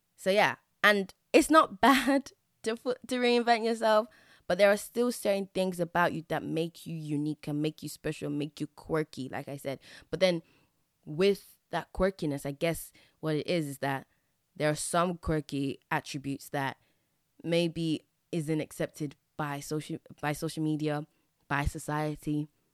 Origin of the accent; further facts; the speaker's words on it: England, United Kingdom; I grew up in England